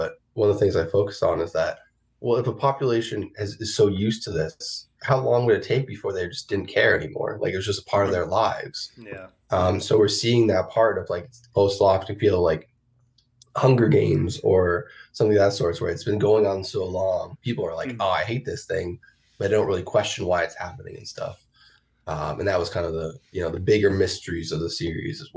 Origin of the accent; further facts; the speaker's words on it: New York, United States; I grew up in New York around 9/11, and I was a kid.